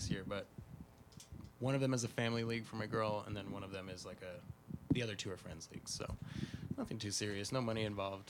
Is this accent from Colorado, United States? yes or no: yes; Loveland, Fort Collins area, northern Colorado, United States; I hail from northern Colorado, which is not as cool as Denver as far as the nightlife.